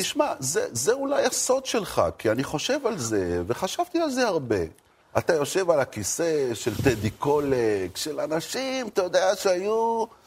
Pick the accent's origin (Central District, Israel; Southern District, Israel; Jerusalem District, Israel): Jerusalem District, Israel; Jerusalem; העיר ירושלים, שאני נולדתי בה וגדלתי בה